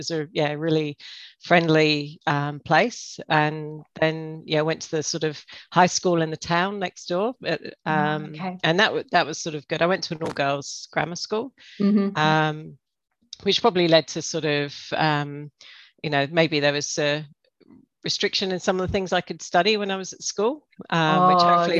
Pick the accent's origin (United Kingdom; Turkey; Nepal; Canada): United Kingdom; England; moved away as an adult; now in Australia; So, yeah, I grew up in England. And lived there until 20 years ago and when I moved out here.